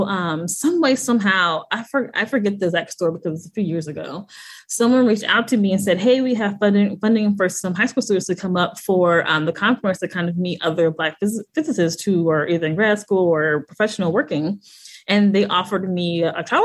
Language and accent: English; St. Louis, Missouri, United States; moved away as an adult; also born or lived in Hampton, Virginia; I'm actually from St. Louis, Missouri